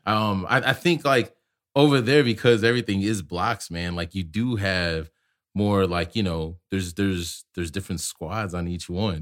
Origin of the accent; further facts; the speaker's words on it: Chicago, Illinois, United States; moved away; I'm from Chicago and, like, I ran with Moe and crew